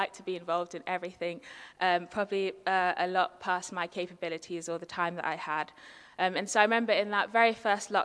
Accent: London, United Kingdom; I'm very much a city girl, born and bred. I was born in London

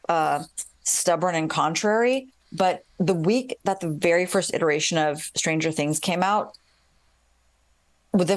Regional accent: Columbus, Ohio, United States; moved away as an adult; now in Chicago, United States; I grew up in Columbus, Ohio.

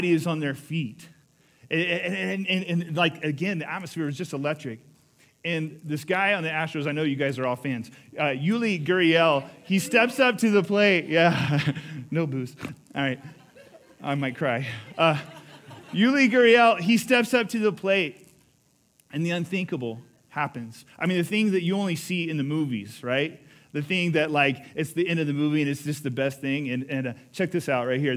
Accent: Houston, Texas, United States; moved away; I was in Houston, and it's my hometown

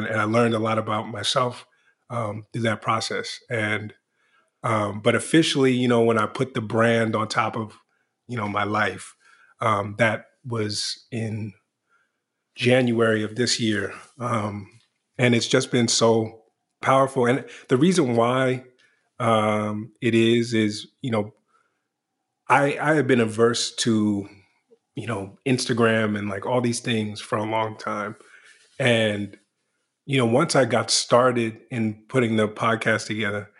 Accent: Washington, District of Columbia, United States; I was born in Washington, D.C.

